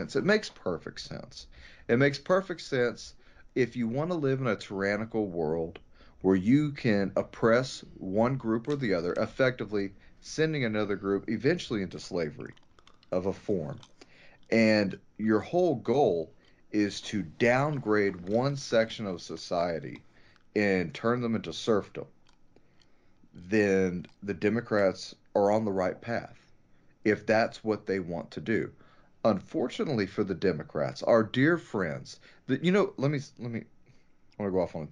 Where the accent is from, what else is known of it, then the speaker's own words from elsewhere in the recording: United States; I am an American.